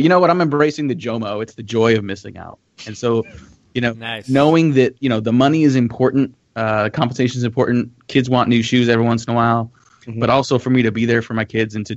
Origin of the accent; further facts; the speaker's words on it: California, United States; I grew up in California